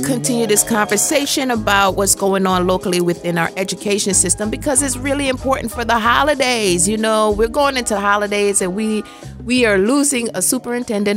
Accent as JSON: {"language": "English", "country": "Jamaica", "moved": "yes", "said": "I'm Jamaican"}